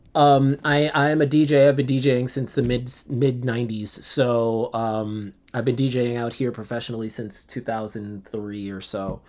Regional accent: Central Islip, New York, United States; I was born and raised in New York

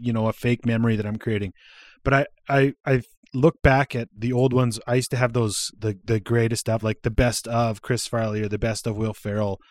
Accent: Alberta, Canada; also born or lived in Saskatchewan / Regina / British Columbia; I live in Alberta. I'm, I lived in B C for a while, but I live in Alberta. I was raised here. I wasn't born here. I was born in Saskatchewan.

